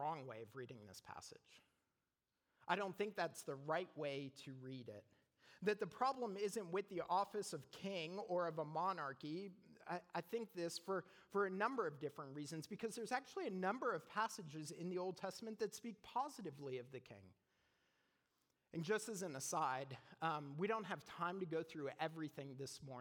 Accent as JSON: {"language": "English", "country": "Canada", "moved": "yes", "lives_now": "United States", "said": "I'm Canadian."}